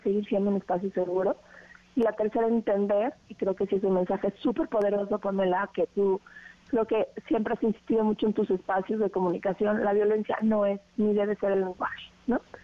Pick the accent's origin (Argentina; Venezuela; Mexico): Mexico; como mexicanos